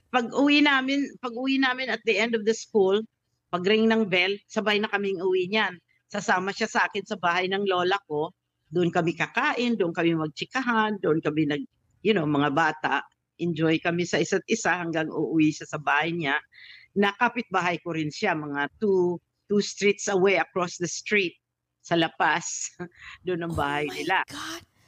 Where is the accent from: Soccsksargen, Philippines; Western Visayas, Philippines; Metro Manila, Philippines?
Western Visayas, Philippines; Iloilo; moved away; sa Iloilo ako lumaki ng elementary